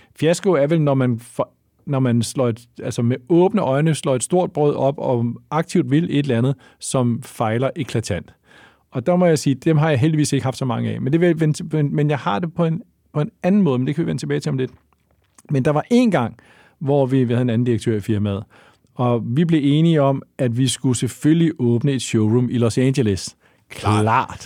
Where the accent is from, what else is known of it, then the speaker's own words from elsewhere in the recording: Lyngby, Capital Region of Denmark, Denmark; Jeg er født i, eller jeg voksede op i Lyngby